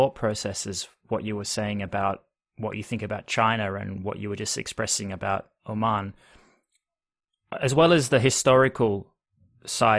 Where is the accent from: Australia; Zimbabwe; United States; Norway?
Australia; I'm from Australia